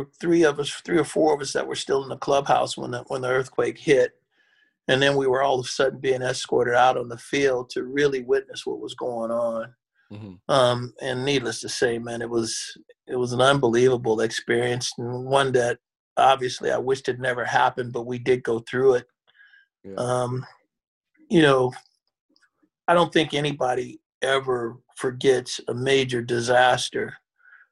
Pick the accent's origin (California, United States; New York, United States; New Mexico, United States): California, United States; Oakland; I grew up in Oakland